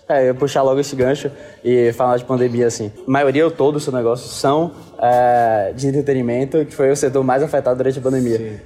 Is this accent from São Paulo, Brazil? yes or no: no; Bahia, Brazil; eu sou do Bahia